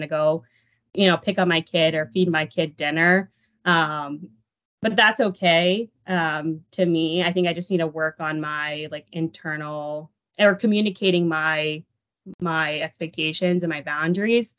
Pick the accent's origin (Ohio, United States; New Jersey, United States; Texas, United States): Texas, United States; Dallas; moved away; I was born and raised in the Dallas area